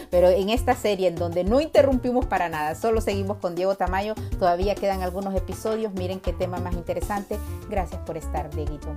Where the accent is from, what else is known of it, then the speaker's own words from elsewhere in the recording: Honduras; now in United States; nací en Honduras, eh, pero he vivido en las dos costas de, Estados Unidos